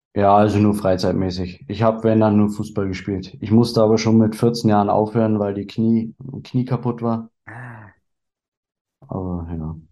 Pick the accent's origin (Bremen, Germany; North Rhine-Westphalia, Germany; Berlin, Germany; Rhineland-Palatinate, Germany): Berlin, Germany; Bin gebürtig aus Berlin